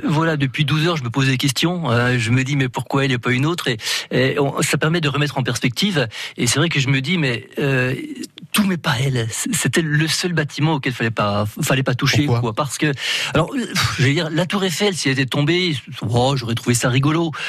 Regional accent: France; en tant que français

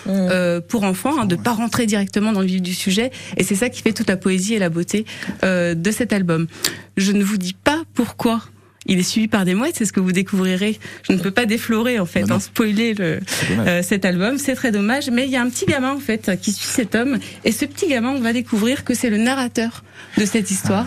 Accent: Brittany, France; Je suis bretonne

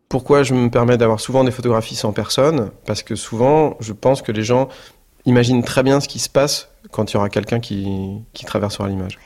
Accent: Normandy, France; moi, je suis normand

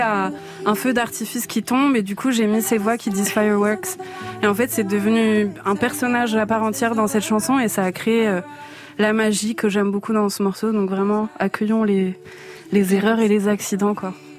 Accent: France; je suis née en France

